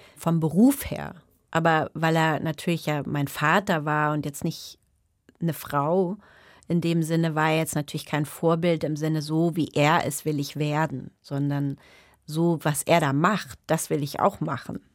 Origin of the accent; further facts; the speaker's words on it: Germany; first language German and English; also born or lived in England; ich bin ja zweisprachig aufgewachsen